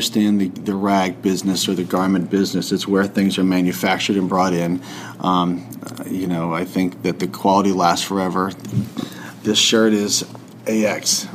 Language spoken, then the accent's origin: English; the South, United States; growing up in the South